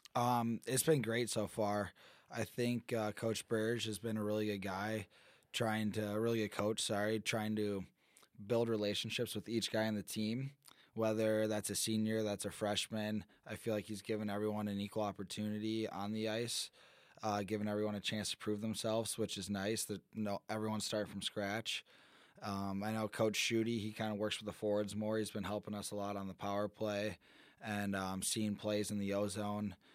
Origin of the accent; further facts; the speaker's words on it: Michigan, United States; moved away; I'm from Michigan.